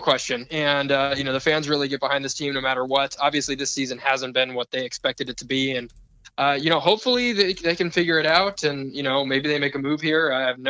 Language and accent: English; Portland, Oregon, United States; Well, I grew up in Portland.